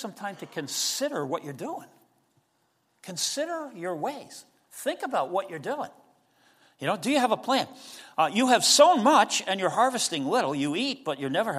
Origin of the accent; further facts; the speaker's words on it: United States; we're Americans, and so, you know, we live in this culture